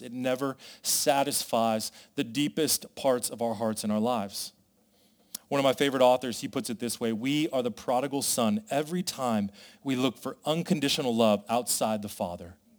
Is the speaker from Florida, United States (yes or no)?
no; Las Vegas, Nevada, United States; I come from Vegas